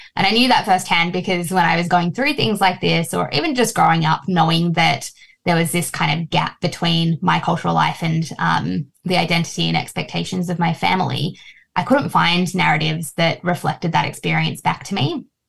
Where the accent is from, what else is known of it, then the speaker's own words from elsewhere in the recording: Australia; also born or lived in Fiji; I've been in Australia since I was three